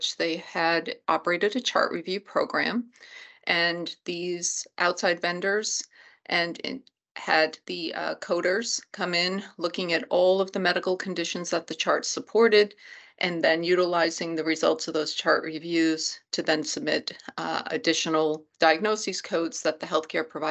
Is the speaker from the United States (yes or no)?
yes; Maine, United States; in Maine, which is my home state